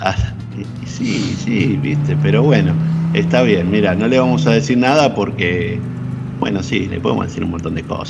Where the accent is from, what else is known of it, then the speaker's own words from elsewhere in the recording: Argentina; como argentino